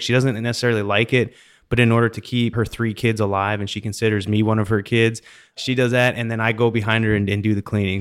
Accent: Canada; also born or lived in Pittsburgh / Denver; now in Katy, United States; growing up in Canada

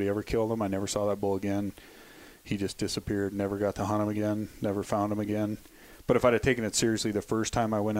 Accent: Livingston, Montana, United States; now in Bozeman, United States; I grew up in Livingston, Montana. I live in Bozeman now

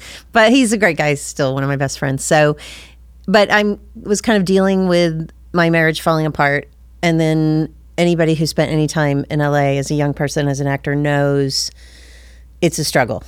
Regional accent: Ringgold, Georgia, United States; also born or lived in London; I'm originally from Ringgold, Georgia

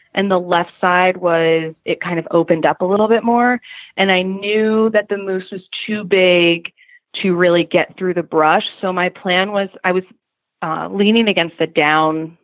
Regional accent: Pennsylvania, United States; moved away; I'm originally from Pennsylvania

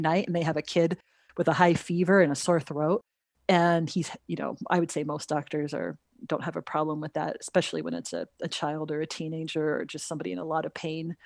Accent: Los Angeles, California, United States; moved away as an adult; also born or lived in Utah / Pennsylvania; now in New Mexico, United States; So I grew up in the Los Angeles area.

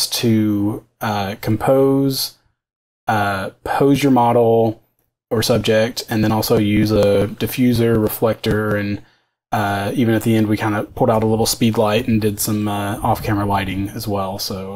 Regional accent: Knoxville, Tennessee, United States; Right. I'm actually from Tennessee. I grew up outside of Knoxville. So on the other side of the state. But glad to be back home in Tennessee again.

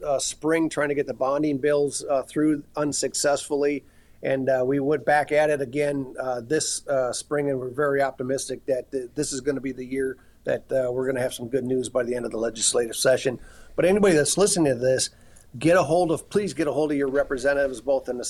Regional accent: Minneapolis, Minnesota, United States; I grew up in North Minneapolis fishing

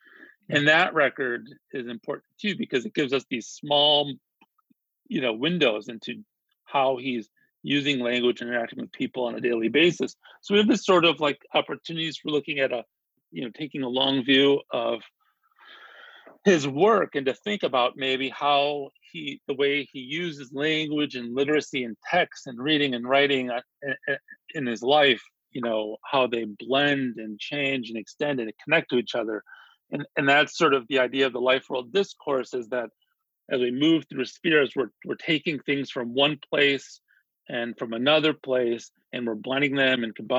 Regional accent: Yuma, Arizona, United States; growing up in Yuma, Arizona, which is, you know, this sort of agricultural communities. It's a small town, you know, tucked away in the southwestern corner of Arizona, on the, you know, basically on the border of Arizona, California, and Mexico.

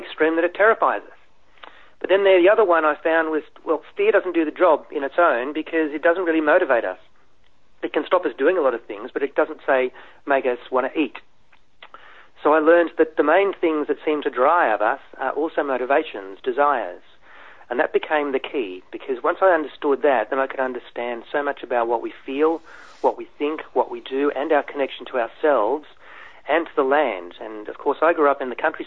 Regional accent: Australia; also born or lived in Germany; I'm an immigrant, so I came from Germany and then grew up in schools in a country part of Australia

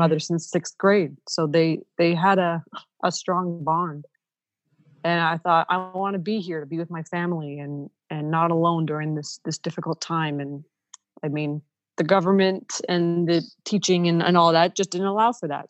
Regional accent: Ontario, Canada; first language Ukrainian; English is a second language; moved away as an adult; also born or lived in Saskatchewan

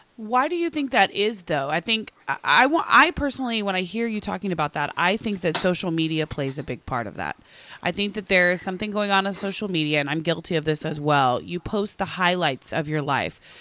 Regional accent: Oklahoma, United States; now in Los Angeles, United States; I grew up in Oklahoma, eh, to a single mom

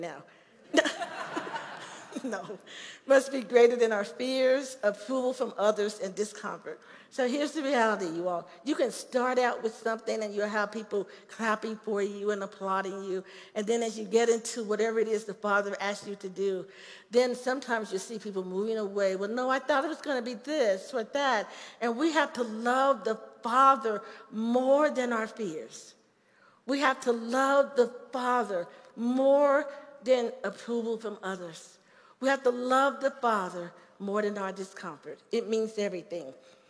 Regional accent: Chicago, Illinois, United States; moved away as an adult; also born or lived in Gary, Indiana; now in Colorado Springs, United States; This is where I grew up in Chicago. I grew up in a housing project called Cabrini Green.

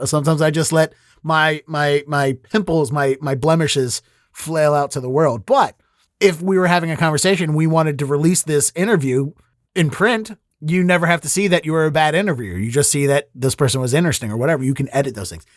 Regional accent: Baltimore, Maryland, United States; I'm from Baltimore

